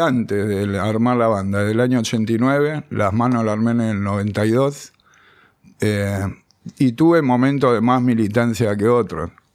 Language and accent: Spanish; Buenos Aires, Argentina; also born or lived in Béccar / Sarandí; nací acá en Capital, de Saavedra. Después viví en la adolescencia en Becar, volví a Saavedra